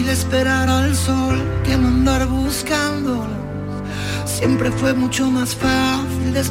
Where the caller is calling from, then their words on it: Seville, Andalusia, Spain; Soy … de Sevilla.